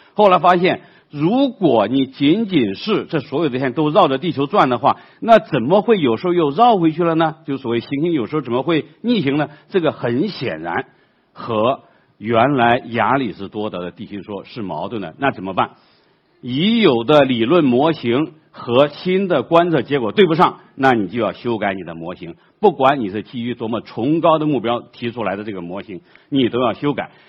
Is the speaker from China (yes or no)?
yes; China; 我们中国人